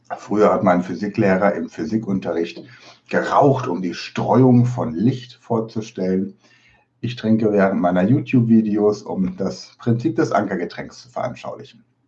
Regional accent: Germany; accent: German; meinen deutschen Akzent

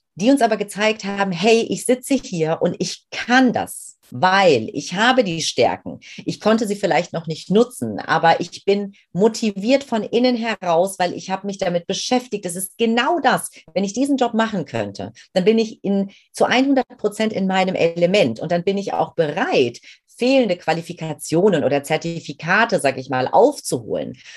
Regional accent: Main-Kinzig-Kreis, Rhine-Main area, Hesse, Germany; ich bin ein Kind aus dem Rhein-Main-Gebiet, bin groß geworden in einem recht äh, ja, überschaubaren Örtchen, aber einem sehr, sehr schönen ähm, äh, im Main-Kinzig-Kreis

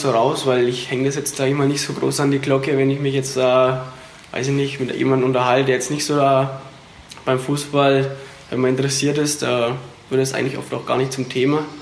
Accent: Ebersbach, Bavaria, Germany; ich bin, sag ich mal, Hetzler, ich komme aus Ebersbach, aber mhm. Hetzler war, ist praktisch mein Dorfverein.

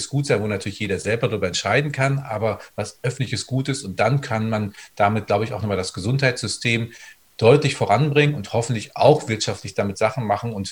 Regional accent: North Rhine-Westphalia, Germany; Also ich komme aus dem Sauerland im Menn und das ist großartig

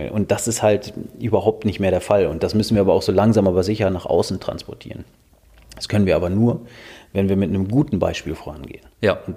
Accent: Minden, North Rhine-Westphalia, Germany; Ich komme ja aus Minden und Minden liegt an der Weser

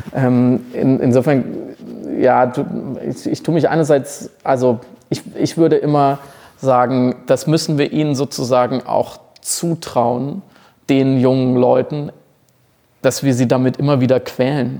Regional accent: Germany; als, als Deutscher

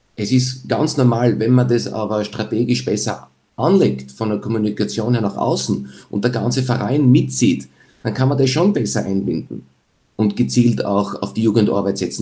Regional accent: Graz, Styria, Austria; als Grazer

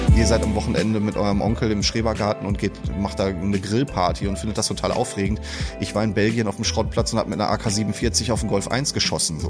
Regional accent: Iserlohn, North Rhine-Westphalia, Germany; moved away as an adult; now in Dortmund, Germany; Mein ehemaliger Wohnort, würde ich eher sagen, ist Iserlohn. Ich komme aus dem Sauerland.

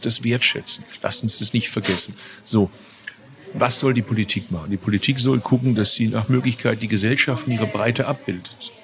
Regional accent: Bad Urach, Baden-Württemberg, Germany; in meiner Geburtsstadt Bad Urach

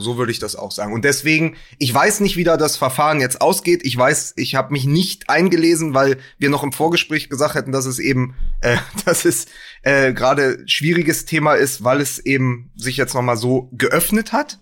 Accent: Berlin, Germany; als Berliner

